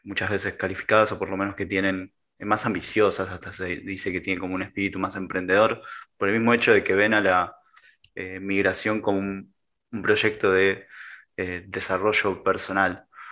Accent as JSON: {"language": "Spanish", "country": "Argentina", "said": "soy argentino"}